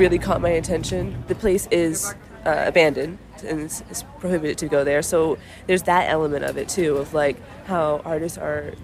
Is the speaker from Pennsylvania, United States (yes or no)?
no; Miami, Florida, United States; moved away as an adult; also born or lived in New York City; I'm from Miami originally